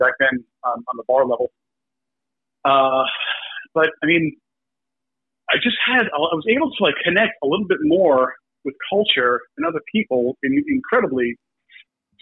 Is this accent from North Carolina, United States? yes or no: no; New York City, New York, United States; moved away; I grew up in New York